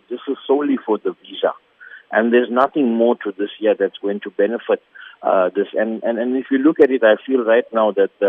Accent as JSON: {"language": "English", "country": "South Africa", "said": "as South African Muslims"}